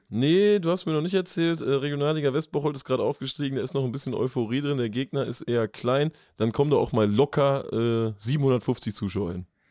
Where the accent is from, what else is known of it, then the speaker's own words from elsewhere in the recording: Lippstadt, North Rhine-Westphalia, Germany; ich komme aus Lippstadt